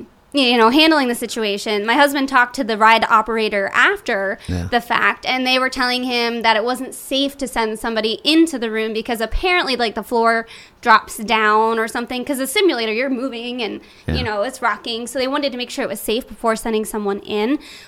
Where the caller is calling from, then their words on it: Gilbertsville, Pennsylvania, United States; Yeah, Gilbertsville, Pennsylvania.